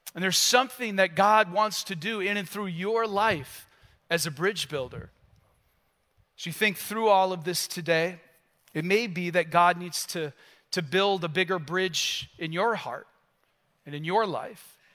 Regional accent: United States; carrying who I am as an American

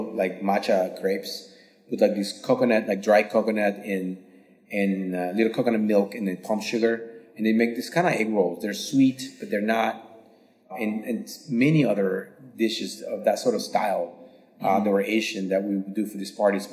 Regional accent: Slovakia; moved away; also born or lived in San Francisco, United States / Dubai, United Arab Emirates; my grandmother used to make when I grew up in Slovakia

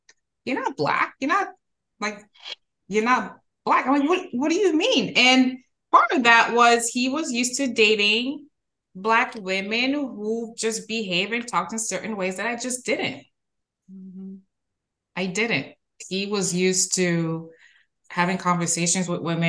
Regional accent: Canada; also born or lived in Haiti; now in United States; I'm Haitian. And I'm Canadian

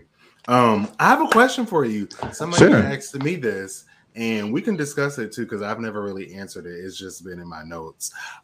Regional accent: Portland, Oregon, United States; moved away as an adult; Growing up in Portland, Oregon.

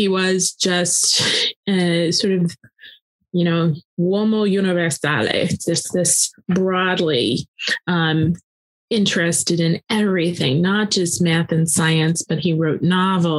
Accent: Tallahassee, Florida, United States; moved away as an adult; also born or lived in near New Jersey; I grew up in Tallahassee, Florida, still deep South.

